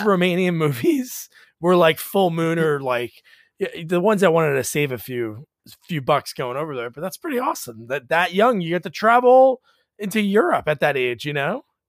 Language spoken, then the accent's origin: English; New Jersey, United States; also born or lived in Portland, Oregon; I grew up in Jersey